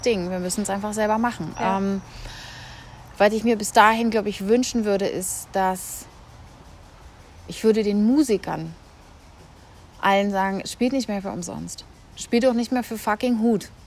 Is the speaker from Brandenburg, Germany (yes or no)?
no; Berlin, Germany; first language German; Ich, ich bin ja Berlinerin, bin ja aufgewachsen, habe dann hier habe dann hier an der UDK angefangen